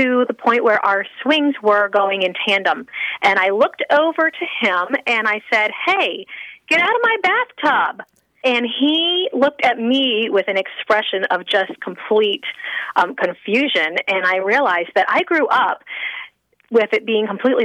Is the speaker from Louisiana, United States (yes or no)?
yes; Louisiana, United States; I grew up in Louisiana